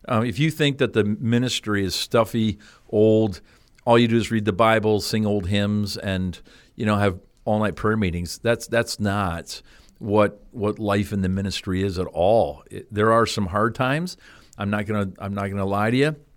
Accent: Canada; moved away as an adult; also born or lived in Cleveland; I grew up in Canada

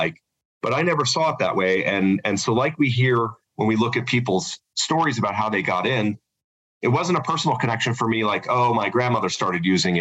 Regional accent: Denver, Colorado, United States; also born or lived in South Korea; Denver's where I'm from

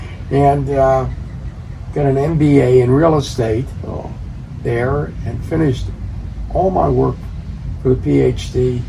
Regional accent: Silver Spring, Maryland, United States; also born or lived in Washington, D.C.; now in California, United States; Into Maryland, into an area that's known as Silver Spring.

